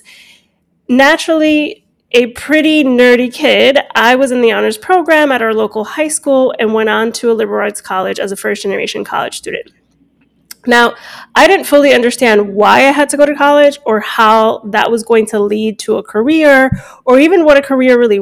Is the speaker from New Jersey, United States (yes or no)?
yes; Hudson County, New Jersey, United States; born or raised there; also born or lived in Cuba / Hialeah, Florida